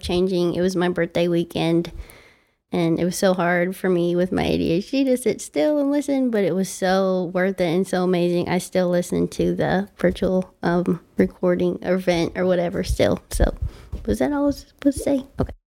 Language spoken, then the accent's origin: English; Central Arkansas, United States; out of Central Arkansas. I'm a local